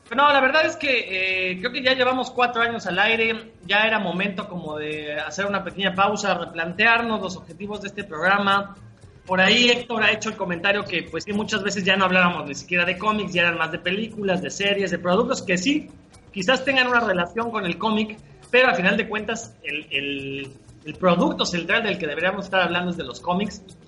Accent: Mexico; somos mexicanos

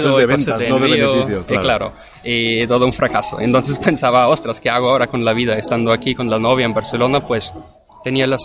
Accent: Vienna, Austria; Spanish is a second language; tengo 28 años y originalmente soy de Viena, Austria.

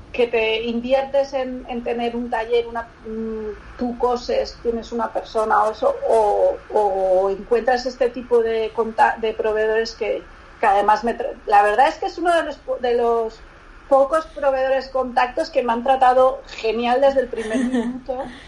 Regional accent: Barcelona, Catalonia, Spain; also born or lived in Lagunilla, Salamanca; yo soy de Barcelona, pero mi familia es de un pueblo de Salamanca

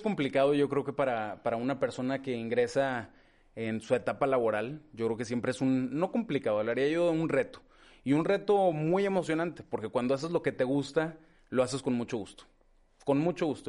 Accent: Torreón, Coahuila, Mexico; moved away as an adult; also born or lived in Gómez Palacio, Durango / Mexico City / New York; yo crecí, nací en, en Gómez Palacio Durango, en Gómez. Eh, soy el mayor, somos dos hermanos, una hermana más chica. Eh, crecimos aquí en Torreón, no obstante haber nacido en Gómez

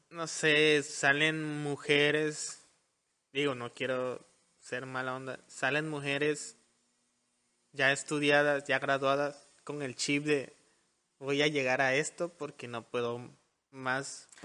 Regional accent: Mexico; Y creo que los mexicanos tenemos algo algo en eso de que somos un mexicano no le desea el crecimiento a otro mexicano.

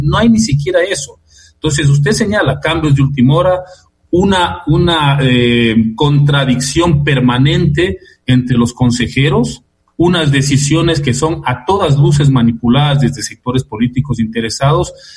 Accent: Ecuador

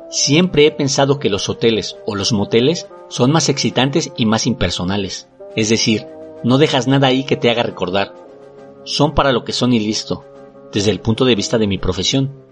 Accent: Mexico; Y es que si somos los mexicanos, somos racistas y clasistas.

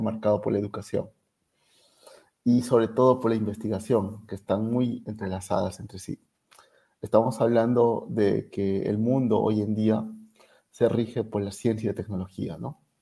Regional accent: Arequipa, Peru; moved away as an adult; muchos arequipeños que salimos de Arequipa y eventualmente regresamos

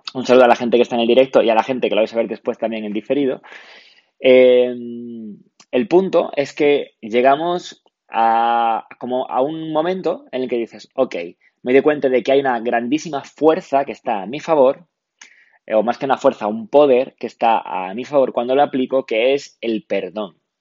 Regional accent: Málaga, Andalusia, Spain; soy de Málaga

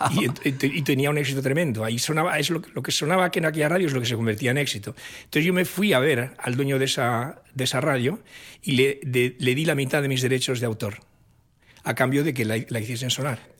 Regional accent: Oviedo, Asturias, Spain; crecí en esa atmósfera en Asturias, en la capital de Asturias, en Oviedo

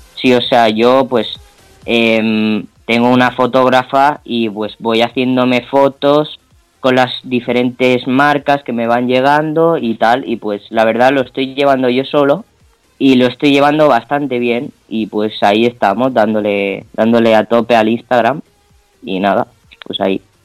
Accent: Palma, Balearic Islands, Spain; yo soy de Palma de Mallorca

